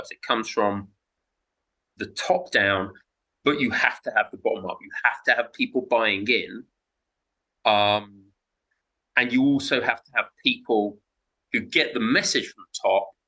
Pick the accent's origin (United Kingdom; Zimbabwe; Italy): Zimbabwe; Because I'm I'm from Zimbabwe, okay?